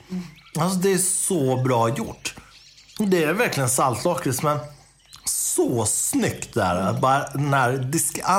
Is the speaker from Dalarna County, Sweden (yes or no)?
yes; Dalarna County, Sweden; jag är ju från Dalarna